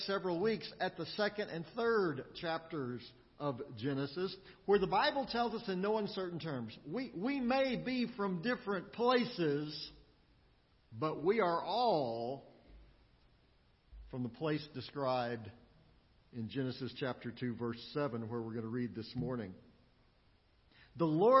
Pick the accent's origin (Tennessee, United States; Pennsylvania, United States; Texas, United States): Texas, United States; Austin; moved away as an adult; also born or lived in Midland, Texas; now in Springfield, United States; I grew up in Austin in Central Texas, but it's been a while since I've been back there also. I've lived here in Springfield for over 20 years